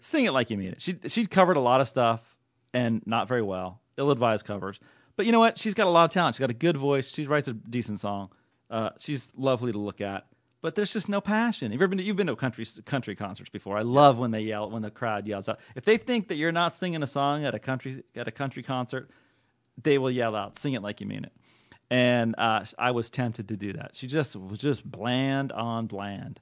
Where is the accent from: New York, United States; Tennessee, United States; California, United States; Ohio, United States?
California, United States; Oakland; in Oakland, Oaklandish, my home, my hometown